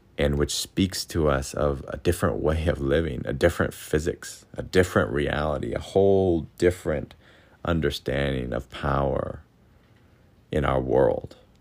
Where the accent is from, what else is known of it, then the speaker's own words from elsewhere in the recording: United States; now in Okinawa, Japan; growing up in America